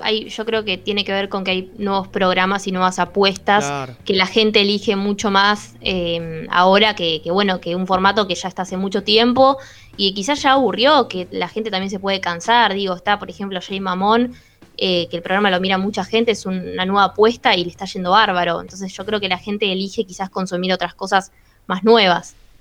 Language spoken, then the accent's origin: Spanish; La Plata, Buenos Aires Province, Argentina; ¿De dónde sos? De La Plata.